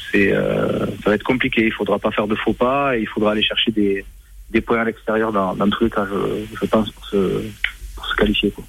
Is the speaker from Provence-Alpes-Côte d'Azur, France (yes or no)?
no; Ariège / Toulouse, Occitania, France; accent: mi-ariégeois, mi-toulousain; moved away; mon petit accent euh, mi-ariégeois, mi-toulousain